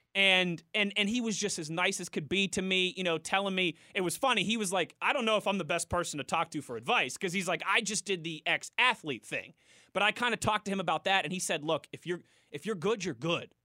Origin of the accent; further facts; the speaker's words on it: Pittsburgh, Pennsylvania, United States; moved away; I got my job back here in Pittsburgh, in my hometown